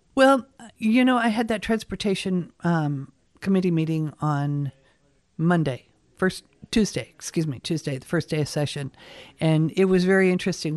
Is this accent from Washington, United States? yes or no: yes; Seattle, Washington, United States; moved away as an adult; now in Kodiak, United States; I was born in Seattle